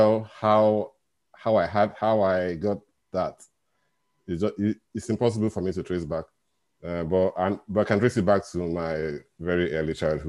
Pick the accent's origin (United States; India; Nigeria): Nigeria; now in Glasgow, United Kingdom; I'm in Nigeria, and I was born in Nigeria. And I live in the UK.